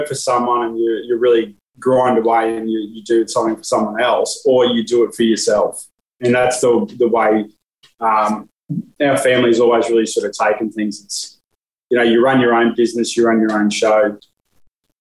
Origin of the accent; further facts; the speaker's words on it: Brisbane, Queensland, Australia; I was born in Brisbane, still live in Brisbane